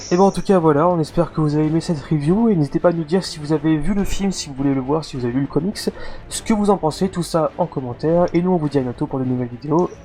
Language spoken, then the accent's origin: French; France; vous êtes français comme nous